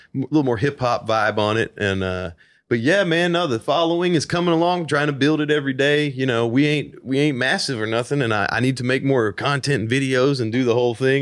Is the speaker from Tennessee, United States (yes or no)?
yes; Nashville, Tennessee, United States; I'm original artist from Nashville, Tennessee